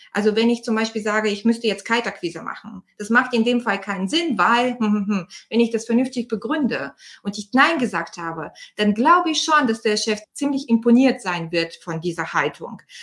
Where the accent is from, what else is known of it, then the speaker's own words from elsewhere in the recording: Bulgaria; now in Germany; ich bin Bulgarin ursprünglich. Ich bin seit 91 in Deutschland